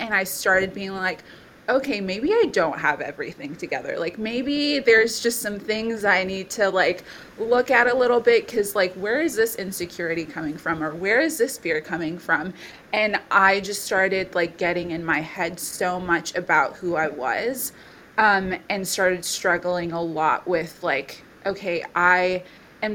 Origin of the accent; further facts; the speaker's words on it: Bangladesh; also born or lived in India; now in Townsville, Australia; I'm originally from Papua New Guinea and Samoa, but I was born and brought up in Bangladesh and India as well. I'm 26 years old